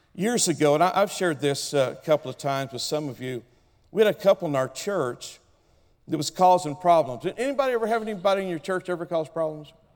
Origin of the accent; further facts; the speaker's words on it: Oklahoma, United States; I come from Oklahoma. I'm an original redneck from Oklahoma